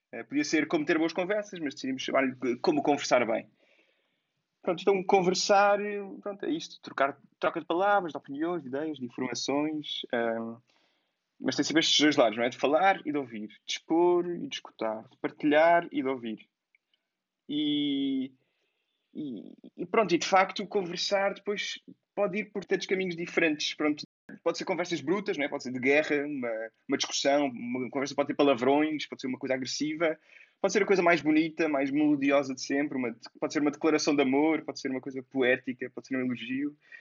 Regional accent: Lisbon, Portugal; sou Lisboeta

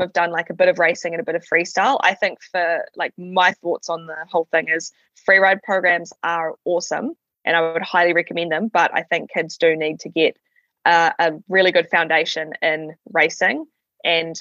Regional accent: Ohakune, Manawatū-Whanganui, New Zealand; I grew up in Owakuni, which is on the southern ski field, so Tiroa

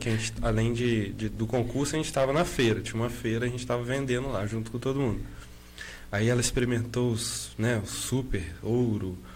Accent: Juiz de Fora, Minas Gerais, Brazil; also born or lived in Rio de Janeiro; now in Valença, Brazil; A gente é mineiro. É, eu sou, nasci em Juiz Fora e ela nasceu em Rio Preto.

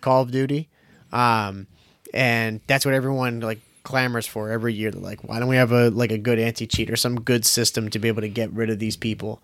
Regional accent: Boston, Massachusetts, United States; we're from Boston

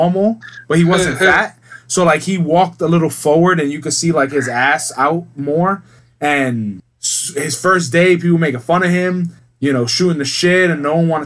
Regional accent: United States

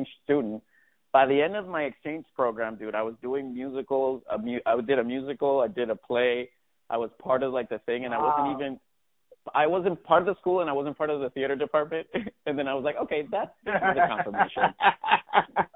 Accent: Levittown, Puerto Rico; also born or lived in New York; now in Los Angeles, United States; I was born and raised in Puerto Rico, from Levittown.

